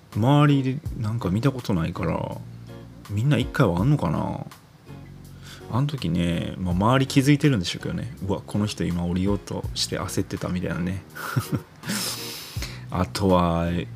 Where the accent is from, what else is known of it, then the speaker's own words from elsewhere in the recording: Sakurai, Nara, Japan; 出身の、奈良、奈良出身なんですけど、奈良出身の、あの、桜井中学っていう